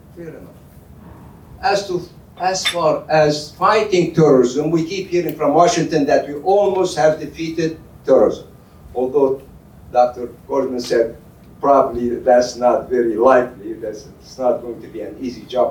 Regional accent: Al-Hasakah Governorate, Syria; moved away; I'm from Hasakeh province, where the Kurds are located. And I was born there, I grew up there

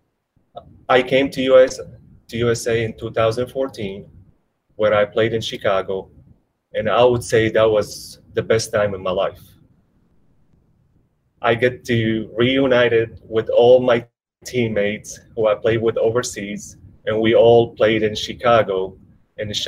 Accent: Damascus, Damascus Governorate, Syria; moved away; I grew up in Damascus

